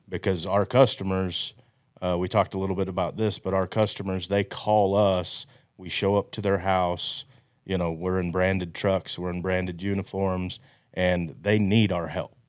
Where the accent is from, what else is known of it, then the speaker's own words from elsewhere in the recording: Amarillo, Texas, United States; I'm from Amarillo, Texas